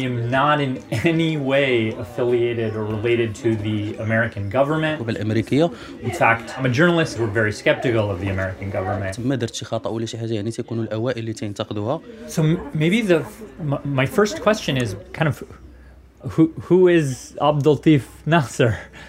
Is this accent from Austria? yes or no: no; Canada; now in Los Angeles, United States; I was born and raised in Canada. My parents were from East Africa. But my roots go back to India. I live in Los Angeles